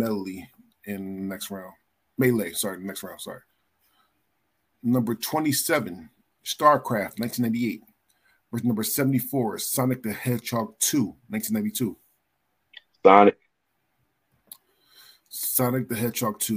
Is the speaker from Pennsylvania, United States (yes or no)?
yes; Philadelphia, Pennsylvania, United States; now in Oregon, United States; I'm from Philadelphia, but I live in Oregon now